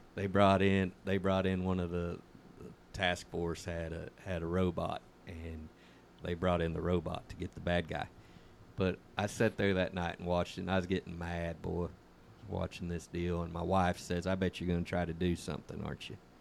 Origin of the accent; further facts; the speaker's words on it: San Joaquin Valley, California, United States; moved away; I was raised up in the San Joaquin Valley